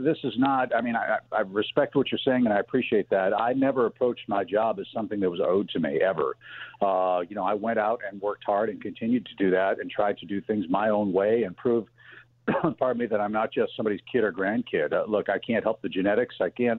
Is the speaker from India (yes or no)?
no; St. Louis, Missouri, United States; moved away as an adult; also born or lived in Chicago / Atlanta; I grew up in St. Louis, went to high school there.